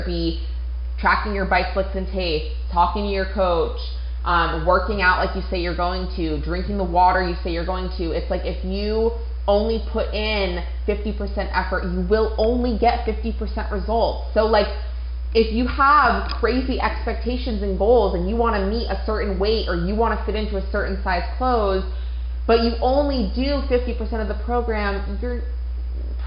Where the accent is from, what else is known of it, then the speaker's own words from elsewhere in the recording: Maine, United States; moved away; Maine, which is obviously where I'm from